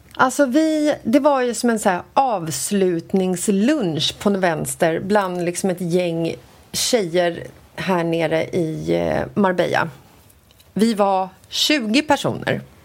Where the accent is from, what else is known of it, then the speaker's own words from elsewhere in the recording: Sweden; vi är från Sverige